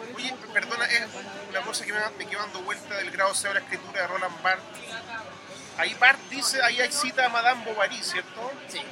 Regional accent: Chile

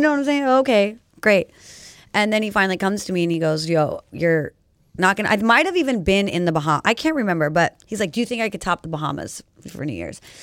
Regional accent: Rancho Cucamonga, California, United States; also born or lived in San Bernardino; now in Pomona, United States; I was born in San Bernardino, county baby right here. And then I was raised mostly in, like, Rancho Cucamonga

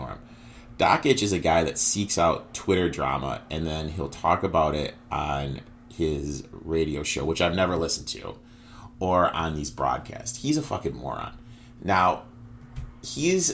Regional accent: Michigan, United States; I grew up in Michigan

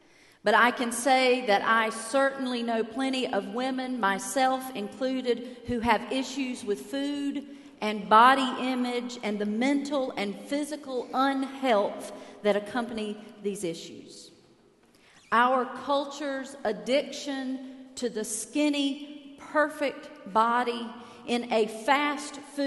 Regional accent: United States; as an American in Cuba

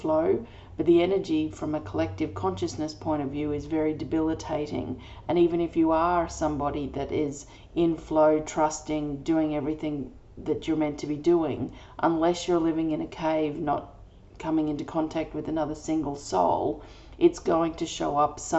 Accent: Australia; I'm an Australian energy healer

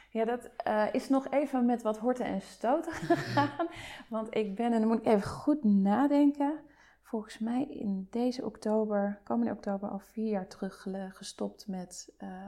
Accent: De Lier, South Holland, Netherlands; ik kom uit het Westland. Ik kom uit de Lier.

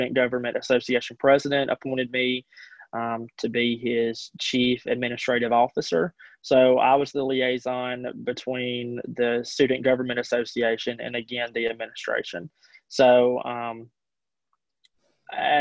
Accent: Mantachie, Mississippi, United States; graduating from high school, growing up in Mantachie

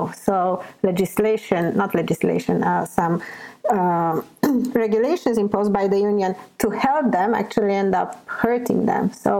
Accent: Newfoundland and Labrador, Canada; I was born in Newfoundland. I don't want to leave Newfoundland. This is where my roots are, where my family, where my friends.

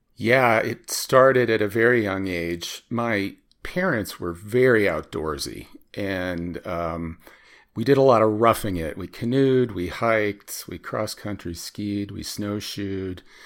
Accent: Chicago, Illinois, United States; I grew up in Chicago

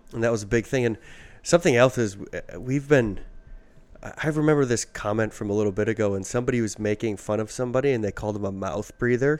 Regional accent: Midwest, United States; we're from the Midwest

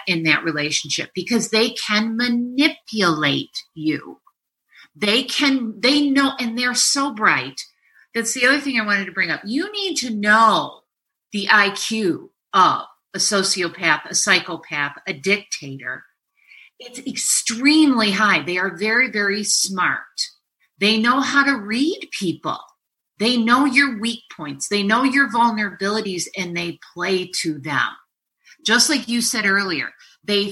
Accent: New York, United States; I'm a New Yorker.

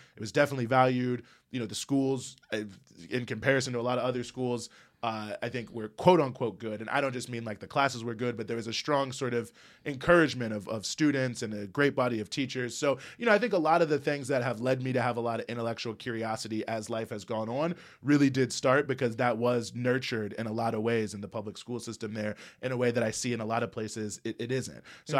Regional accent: Charlottesville, Virginia, United States; now in New York, United States; Charlottesville, Virginia.

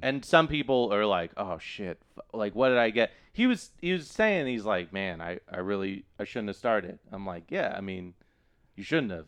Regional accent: Austin, Texas, United States; I grew up in Texas

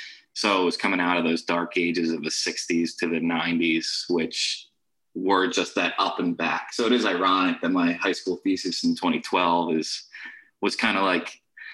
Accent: Philadelphia, Pennsylvania, United States; I grew up in Philly, and I went to Episcopal Academy for 12 years and then Haverford School for the last two.

